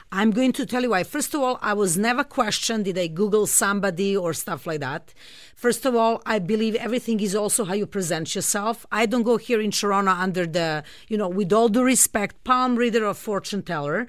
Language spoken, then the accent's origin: English; Belgrade, Serbia; moved away; I grew up in Serbia. I'm originally from Belgrade, Serbia